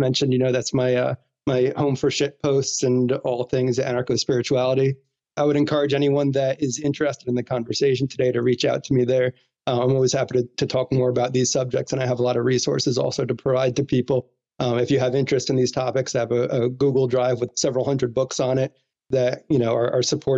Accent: New Jersey, United States; I grew up in New Jersey

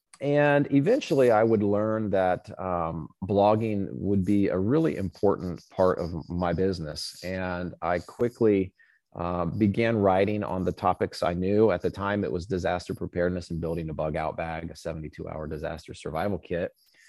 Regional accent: Indiana, United States; Yeah, so I grew up in Boy Scouts in Southern Indiana.

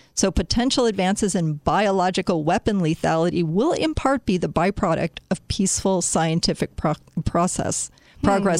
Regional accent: Chicago, Illinois, United States; my hometown

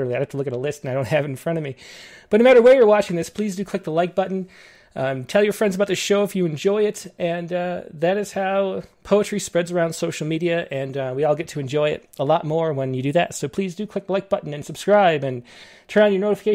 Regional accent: Western New York, United States; moved away; also born or lived in Los Angeles; I grew up in Western New York, and then I lived in LA for a little bit and moved up to the mountains

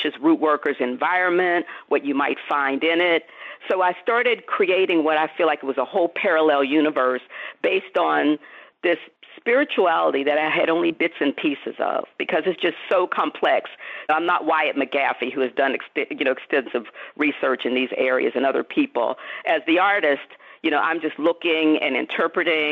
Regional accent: Pittsburgh, Pennsylvania, United States; when I was growing up in Pittsburgh

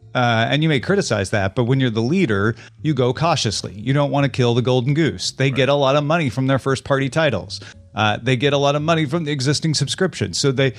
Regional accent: Midwest, United States; You know, I'm from the Midwest.

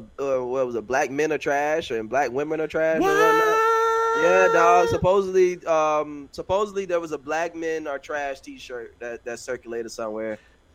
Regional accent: New York, United States; I'm from New York. You don't know Yank.

